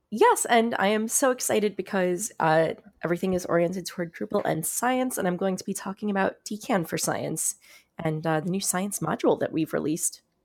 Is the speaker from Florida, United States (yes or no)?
yes; South Florida, United States; now in New York City, United States; I grew up in South Florida, just north of Miami